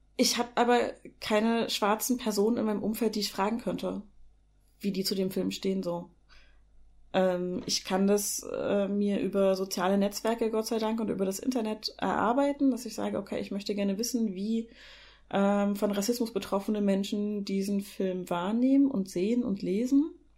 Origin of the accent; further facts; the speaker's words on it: East Germany, Germany; ich bin halt in der DDR geboren